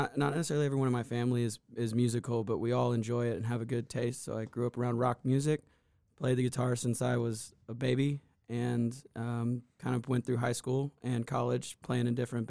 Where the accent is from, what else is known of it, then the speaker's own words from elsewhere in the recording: Augusta, Georgia, United States; moved away as an adult; now in Nashville, United States; I am from Augusta.